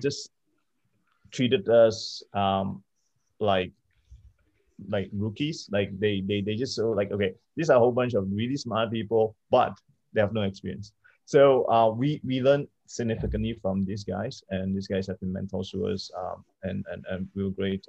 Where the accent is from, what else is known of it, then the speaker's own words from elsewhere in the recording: Malaysia; moved away as an adult; also born or lived in New York; I'm, I'm Malaysian.